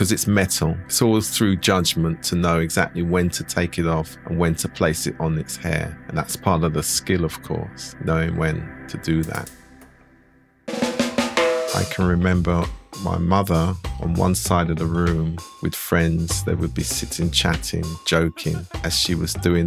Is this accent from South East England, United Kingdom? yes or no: yes; Slough, South East England, United Kingdom; also born or lived in East London / Finsbury Park, London; we sort of lived in Finsbury Park and then we moved to Slough. So I actually regard myself as a Slough man.